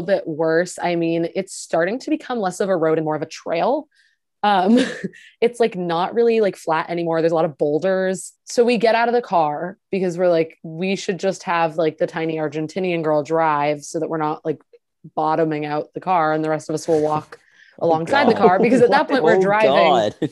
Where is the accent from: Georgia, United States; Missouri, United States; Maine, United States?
Maine, United States; I'm from Maine, like that's like half my town